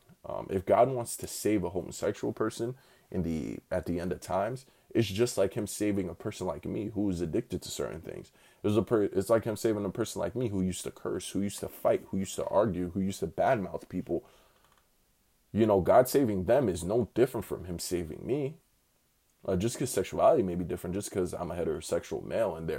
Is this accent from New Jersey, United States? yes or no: yes; Newark, New Jersey, United States; I'm from Newark, New Jersey.